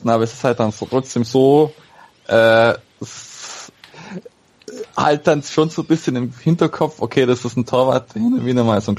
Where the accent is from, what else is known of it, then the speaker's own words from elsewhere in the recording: Augsburg, Bavaria, Germany; ich, äh, als Augsburger hat man Fabian Giefer vielleicht sogar noch in Erinnerung gehabt.